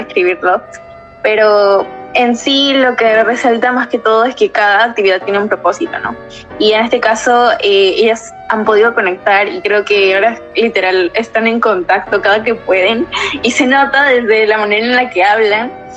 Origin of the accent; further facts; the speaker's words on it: Peru; soy de Perú